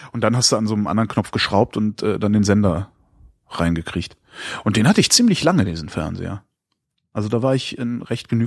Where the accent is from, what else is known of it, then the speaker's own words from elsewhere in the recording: Lünen, North Rhine-Westphalia, Germany; Ich komme aus Lünen